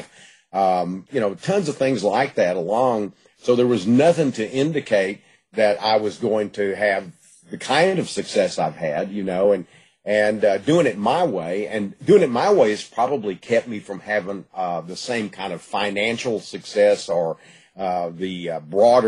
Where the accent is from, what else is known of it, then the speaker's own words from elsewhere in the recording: Gladewater, Texas, United States; I was born in Gladewater and lived in the East Texas area all my life.